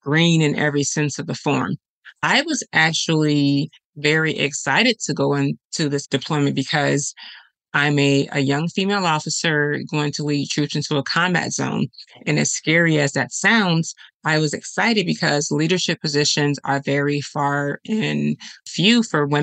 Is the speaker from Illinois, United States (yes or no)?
yes; Chicago, Illinois, United States; I'm from Chicago